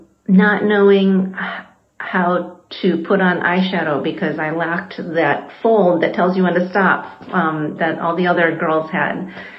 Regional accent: western Michigan, United States; I grew up in a small rural town in western Michigan. It was a town of 4,000, and my family of 5 comprised a full third of the total non-white population in the town.

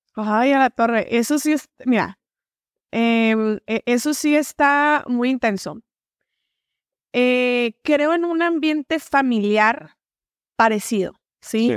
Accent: Hermosillo, Sonora, Mexico; Soy originaria de aquí, de Hermosillo, Sonora. Este, de aquí, de aquí soy. Orgullosamente sonorense

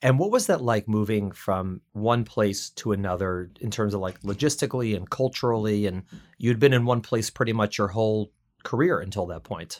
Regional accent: Chicago, Illinois, United States; now in New York City, United States; We're both Midwesterners. I was in Chicago

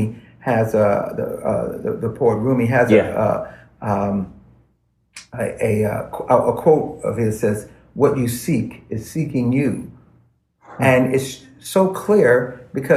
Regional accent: Los Angeles, California, United States; I'm from L.A.

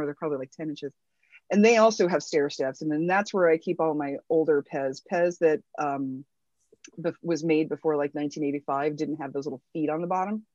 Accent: Worthington, Ohio, United States; also born or lived in Newark, Ohio / Kettering, Ohio; I was born in Newark, Ohio, just a little bit east of here and grew up mainly grew up mainly in central ohio i grew up in worthington ohio which is just north of columbus

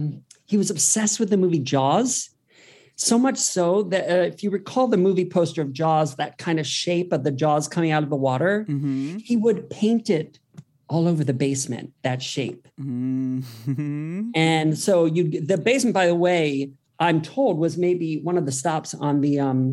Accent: Worthington, Ohio, United States; moved away; also born or lived in Columbus, Ohio; Yeah, I'm from Columbus, Ohio.

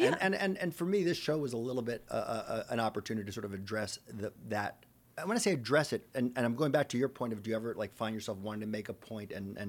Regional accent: Long Island, New York, United States; I'm from Long Island.

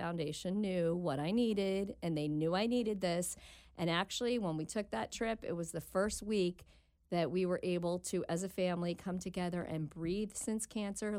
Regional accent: New Jersey, United States; moved away as an adult; now in Cincinnati, United States; I'm originally from New Jersey

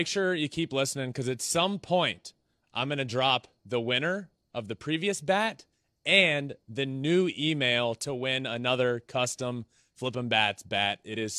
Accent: Virginia, United States; The East Coast. I'm from Virginia.

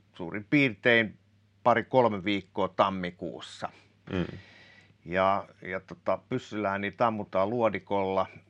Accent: Kotka, Kymenlaakso, Finland; also born or lived in Päijät-Häme; mä kun tuun Kotkasta

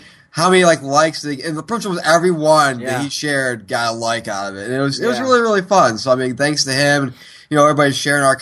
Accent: Syracuse, New York, United States; growing up in the tough streets of Syracuse, New York

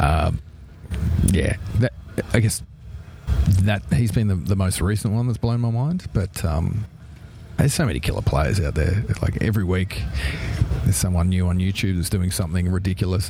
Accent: Australia

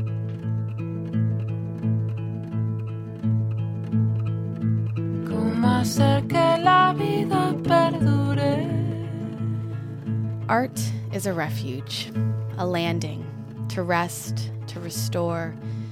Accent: United States; first language French patois; English is a second language; my mother tongue is a French patois, itself the inheritance of a colonial past. I grew up in the U.S.

